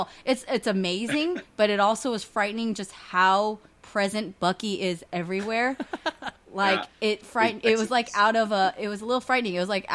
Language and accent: English; California, United States; I had a couple friends that I grew up with in the Bay